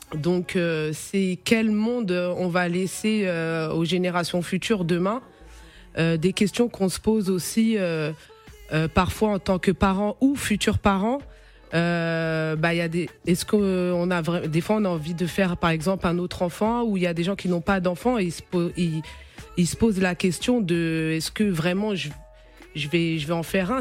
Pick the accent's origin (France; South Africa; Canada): France; je suis euh, d'origine capverdienne, mais je suis née et j'ai grandi en France, je suis aussi française.